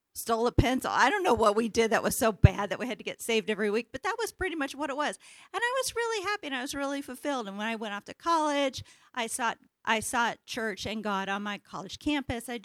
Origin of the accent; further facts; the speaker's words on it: Independence, Missouri, United States; As a little girl, I grew up in Independence, Missouri